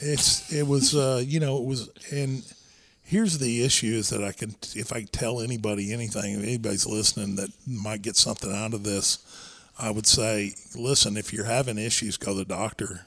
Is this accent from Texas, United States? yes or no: yes; Irving, Texas, United States; we grew up in Irving, uh, Texas